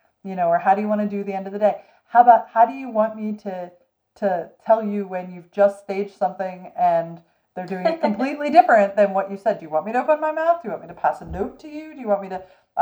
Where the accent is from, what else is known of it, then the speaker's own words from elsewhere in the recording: Philadelphia, Pennsylvania, United States; now in Los Angeles, United States; I'm from Philly, so I grew up back east.